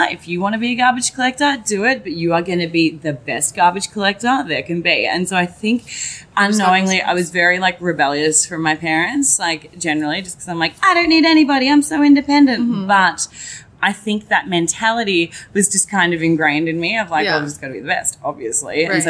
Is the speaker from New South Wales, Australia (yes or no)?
no; Melbourne, Victoria, Australia; accent: Australian; moved away as an adult; now in United States; But no, so I'm from Melbourne. Amazing. Originally, yeah. So I've been here for awesome. 5.5 years.